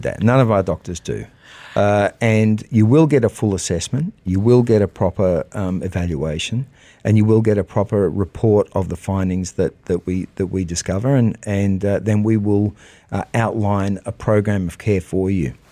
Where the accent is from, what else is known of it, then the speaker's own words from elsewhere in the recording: Australia; also born or lived in United States; now in United Arab Emirates; I'm Australian, but I was educated in America